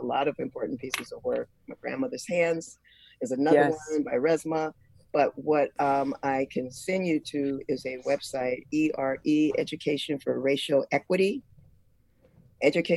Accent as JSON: {"language": "English", "country": "United States", "tie": "born or raised there", "said": "as a Black woman growing up in America"}